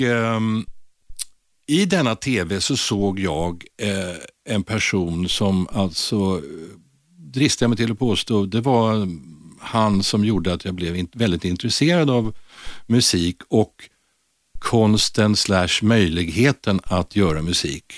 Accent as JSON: {"language": "Swedish", "town": "Stockholm", "region": "Stockholm County", "country": "Sweden", "tie": "born or raised there", "said": "jag är född och uppvuxen i ett ställe som, alltså som bär det konstigaste förortsnamnet av alla, vill, inte vill säga lite, nämligen Blås ut, som ligger väldigt nära Globen"}